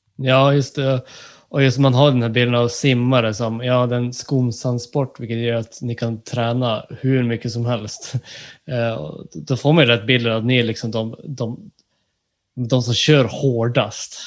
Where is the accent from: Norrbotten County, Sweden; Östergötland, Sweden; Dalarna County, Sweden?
Norrbotten County, Sweden; Jag är ju från eh, ja, Norrbotten